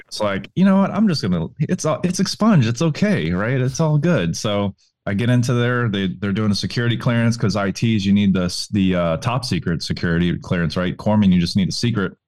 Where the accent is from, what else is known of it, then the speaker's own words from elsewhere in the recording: New Orleans, Louisiana, United States; I'm from New Orleans, Louisiana